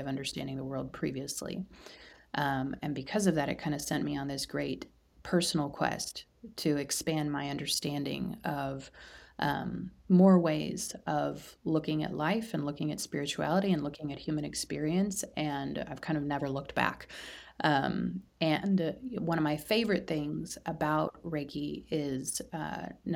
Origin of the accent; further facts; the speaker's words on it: Midwest, United States; I live in the Midwest